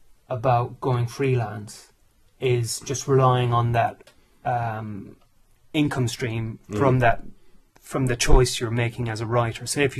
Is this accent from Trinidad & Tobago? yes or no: no; Ireland; now in United Kingdom; Because I came over to England from Ireland in 1994.